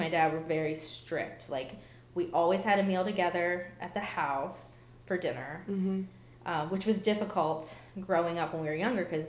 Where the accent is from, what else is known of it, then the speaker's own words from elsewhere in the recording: Baltimore, Maryland, United States; moved away; I'm from Baltimore